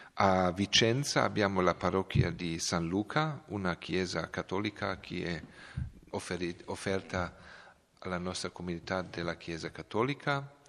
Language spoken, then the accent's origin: Italian; Belgrade, Serbia; Italian is a second language; moved away; io sono di Belgrado, della, della eh, grande città di, eh, di, della Serbia